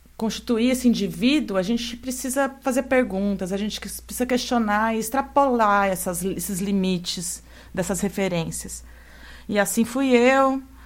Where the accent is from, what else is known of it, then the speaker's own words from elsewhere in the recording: São Carlos, São Paulo, Brazil; moved away as an adult; also born or lived in Londrina; Fui, fui lá para Londrina, saí de São Carlos, fui lá para o norte do Paraná